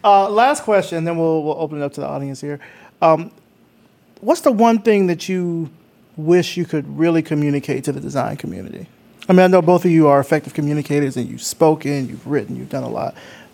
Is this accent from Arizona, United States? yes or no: no; Atlanta, Georgia, United States; I mean, I come from Atlanta, so I'm biased.